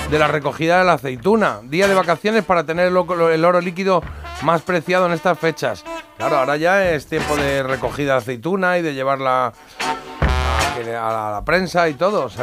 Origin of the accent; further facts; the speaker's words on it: Armilla, Andalusia, Spain; el árbol más alto de España y de Europa está en mi pueblo, en Armilla, Granada.